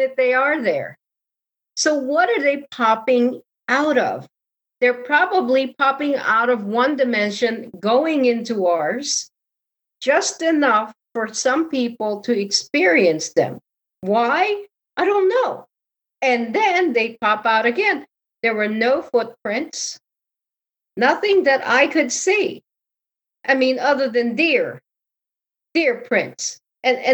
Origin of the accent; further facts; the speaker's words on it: Connecticut, United States; because I lived in Connecticut, I'm from Connecticut